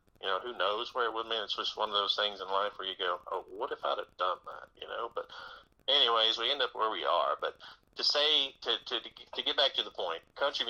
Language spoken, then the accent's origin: English; Dickson, Tennessee, United States; I was born in Dixon, Tennessee, which is about 40 miles east of Nashville.